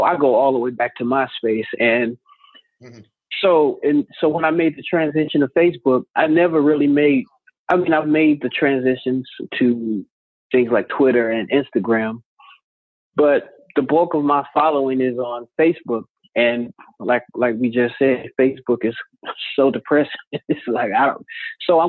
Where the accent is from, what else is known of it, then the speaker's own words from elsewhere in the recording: East St. Louis, Illinois, United States; also born or lived in Chicago, Illinois; I was born in Chicago and I grew up in East St. Louis, which is in Illinois